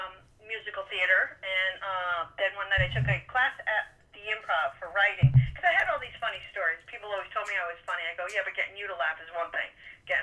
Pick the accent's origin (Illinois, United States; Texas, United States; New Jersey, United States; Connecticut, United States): Connecticut, United States; New Haven; now in West Palm Beach, United States; New Haven, Connecticut.